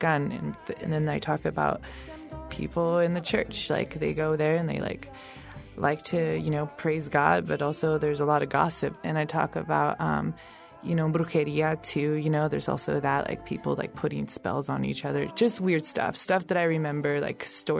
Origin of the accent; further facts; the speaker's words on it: San Francisco, California, United States; also born or lived in San Joaquin Valley, California; now in Portland, United States; I was born in San Francisco, California